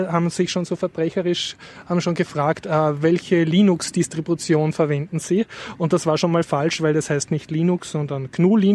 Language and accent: German; Austria; für mich als Österreicher sehr Peinliches passiert. Nämlich, also ich spreche ja schon nicht sehr gut Englisch.